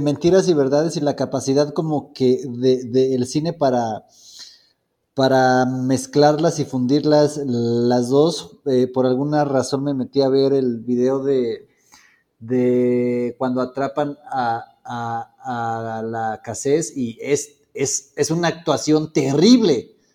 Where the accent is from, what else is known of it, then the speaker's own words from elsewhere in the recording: Mexico; como personas mexicanas